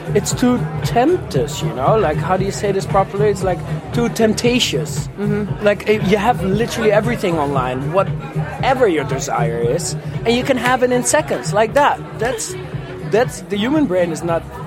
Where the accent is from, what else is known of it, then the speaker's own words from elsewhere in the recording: Amsterdam, North Holland, Netherlands; I'm from Amsterdam.